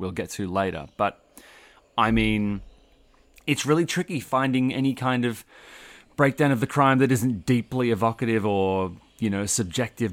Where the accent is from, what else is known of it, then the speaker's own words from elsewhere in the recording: Sydney, New South Wales, Australia; growing up around Sydney